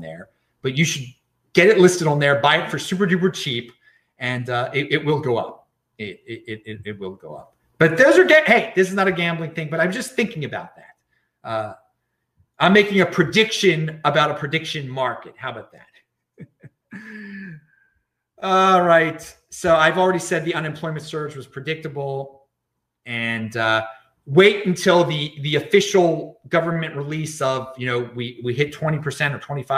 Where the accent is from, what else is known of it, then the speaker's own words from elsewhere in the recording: United States; I'm an American citizen